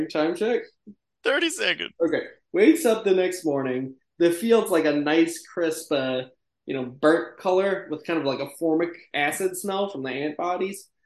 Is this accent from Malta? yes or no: yes; Malta; I don't know what that means. I'm from Malta, but yeah, go for it.